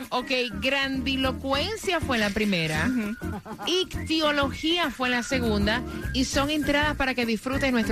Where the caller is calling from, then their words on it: Doral, Florida, United States; Del Doral.